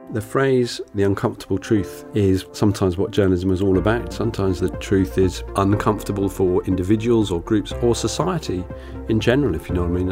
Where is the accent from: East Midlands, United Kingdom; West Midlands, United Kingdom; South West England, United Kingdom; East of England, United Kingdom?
South West England, United Kingdom; Tiverton; my first job was at the Tiverton Gazette, which is my hometown paper